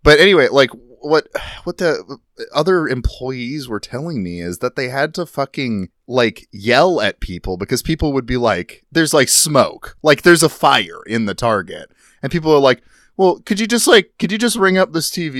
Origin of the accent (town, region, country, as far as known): Midwest, United States